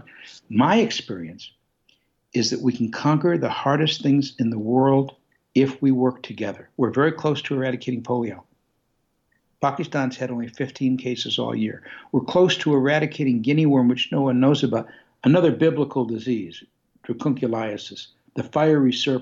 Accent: Detroit, Michigan, United States; I come from Detroit

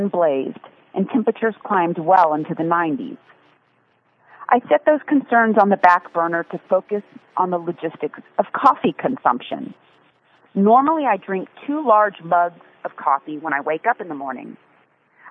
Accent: Texas, United States; moved away; also born or lived in Dallas / Austin; I was born in Texas. I was a kid in Dallas and Austin

